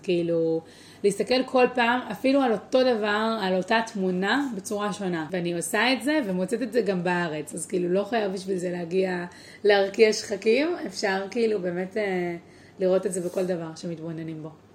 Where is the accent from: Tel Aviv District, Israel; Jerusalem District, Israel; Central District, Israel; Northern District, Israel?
Tel Aviv District, Israel; Tel Aviv; also born or lived in Beersheba / San Diego; נולדתי בורן אנד רייז בתל אביב